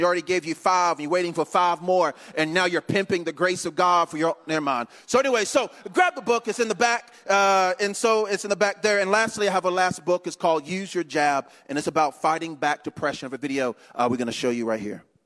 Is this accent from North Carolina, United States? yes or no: yes; Eden, North Carolina, United States; now in DeLand, United States; grew up in a little bitty town called Eden, North Carolina